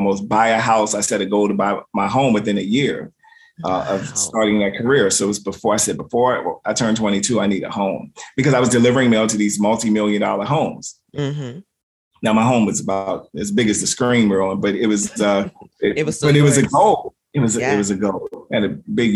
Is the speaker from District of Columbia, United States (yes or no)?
yes; Washington, District of Columbia, United States; I grew up in Southeast DC, right? Southeast is how we, traditionally say it, right? Grew up in Southeast, that's where I'm from.